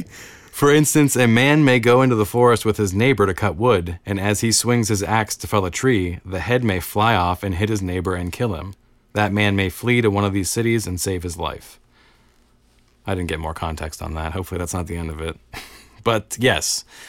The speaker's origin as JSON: {"language": "English", "country": "United States", "said": "I'm an American."}